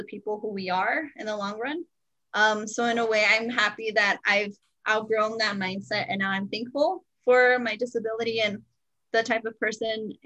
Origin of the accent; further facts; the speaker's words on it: El Paso, Texas, United States; I was born here in El Paso